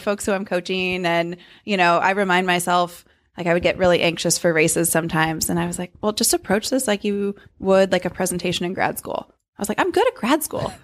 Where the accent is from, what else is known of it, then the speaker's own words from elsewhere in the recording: Davis, California, United States; moved away; Davis, California, my hometown